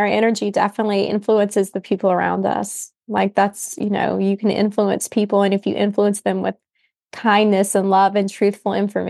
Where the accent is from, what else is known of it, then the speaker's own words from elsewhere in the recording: West Virginia, United States; I'm a country girl. I grew up in West Virginia.